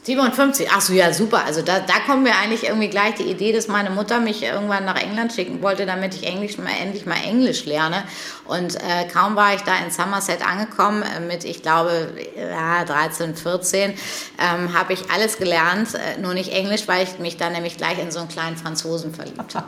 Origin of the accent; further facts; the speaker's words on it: between Paderborn and Bielefeld, North Rhine-Westphalia, Germany; now in Hamburg, Germany; Ich bin ja groß geworden ähm, zwischen Paderborn und Bielefeld